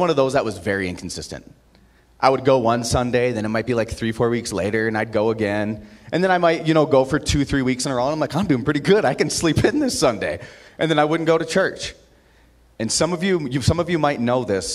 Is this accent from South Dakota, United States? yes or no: yes; Aberdeen, South Dakota, United States; now in Utah, United States; I grew up in Aberdeen, South Dakota